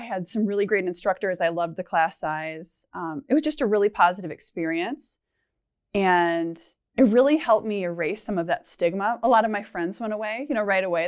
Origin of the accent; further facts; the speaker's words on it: Michigan, United States; moved away as an adult; now in Minnesota, United States; I'm from Michigan and both my husband and I are, and his job transferred us to Minnesota